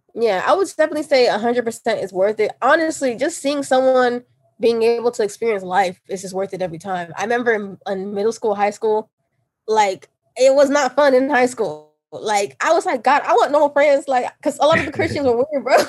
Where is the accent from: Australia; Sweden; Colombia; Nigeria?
Nigeria; I'm Nigerian